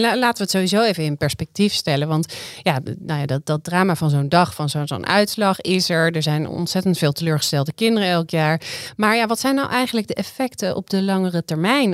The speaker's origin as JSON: {"language": "Dutch", "town": "Amsterdam", "region": "North Holland", "country": "Netherlands", "said": "Zijn we als Amsterdammers nou niet eigenlijk gewoon hartstikke verwend met al deze keuzes"}